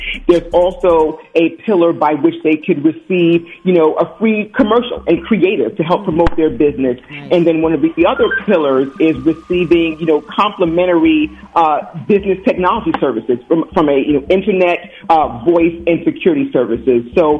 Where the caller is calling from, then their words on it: Philadelphia, Pennsylvania, United States; I'm calling in from sunny Philadelphia.